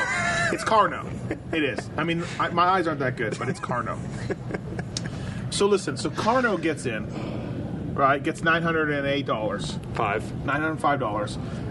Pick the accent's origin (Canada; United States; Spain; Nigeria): Canada; I'm Canadian